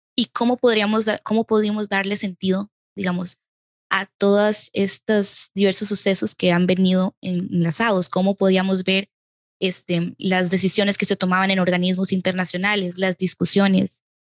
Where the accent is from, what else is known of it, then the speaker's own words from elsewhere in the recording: Costa Rica; yo como costarricense